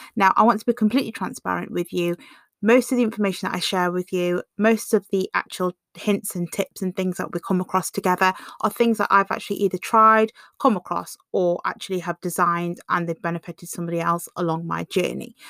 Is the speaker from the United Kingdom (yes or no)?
yes; England, United Kingdom; being born and bred in England